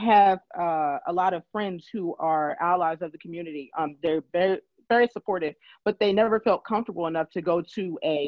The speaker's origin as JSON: {"language": "English", "region": "California", "country": "United States", "moved": "yes", "lives_now": "Philadelphia, United States", "said": "I am from California"}